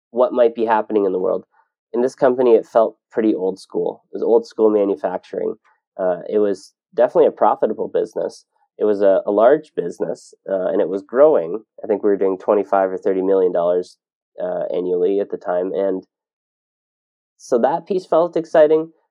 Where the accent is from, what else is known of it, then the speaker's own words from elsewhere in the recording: Ontario, Canada; moved away as an adult; now in Kelowna, Canada; I grew up in Ontario